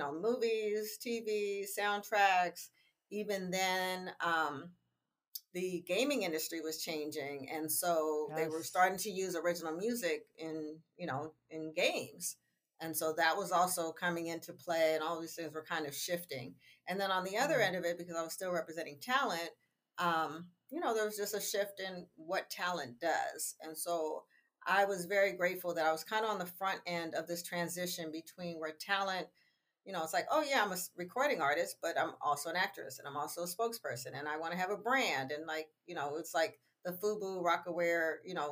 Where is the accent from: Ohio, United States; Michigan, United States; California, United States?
California, United States; San Francisco; I grew up in San Francisco